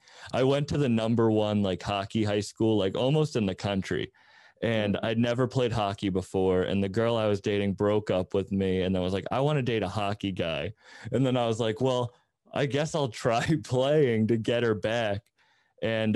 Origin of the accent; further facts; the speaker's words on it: Massachusetts, United States; I'm from Massachusetts. I live outside of Boston